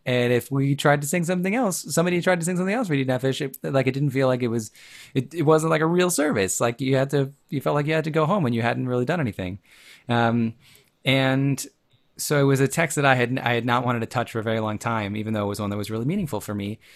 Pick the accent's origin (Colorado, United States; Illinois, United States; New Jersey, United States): Illinois, United States; Chicago; I grew up in the Chicago area